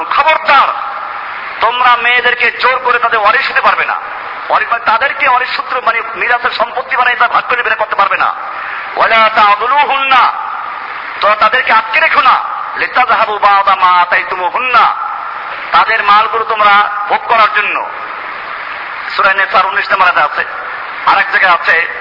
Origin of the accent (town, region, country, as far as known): Bangladesh